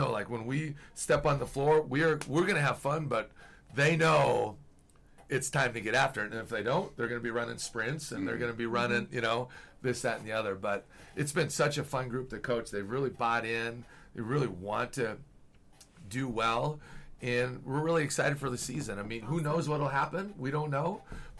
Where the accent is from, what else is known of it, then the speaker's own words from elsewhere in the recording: northern Minnesota, United States; moved away as an adult; also born or lived in North Dakota / South Dakota / Vermillion, South Dakota; now in Logan, United States; I grew up 20 miles from Canada and northern Minnesota